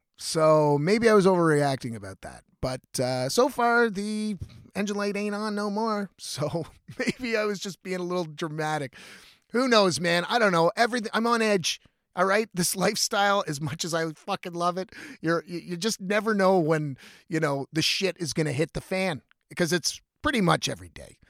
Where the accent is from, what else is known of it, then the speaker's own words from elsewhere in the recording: Ontario, Canada; I'm from Ontario